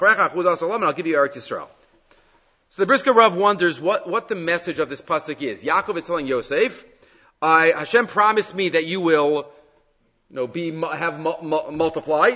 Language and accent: English; United States; moved away as an adult; also born or lived in Jerusalem; I was born in Yerushalayim, so I'm nothing generation in America. I lived in America for a couple of decades, the first few decades